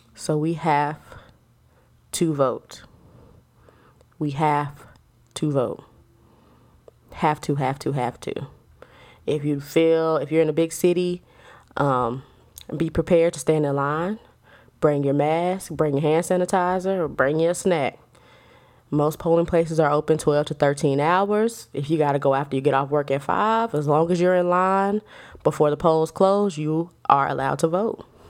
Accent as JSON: {"language": "English", "country": "United States", "said": "We are all American citizens."}